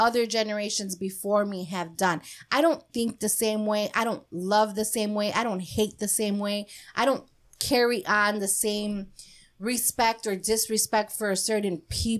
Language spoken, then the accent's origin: English; Chicago, Illinois, United States; we're from Chicago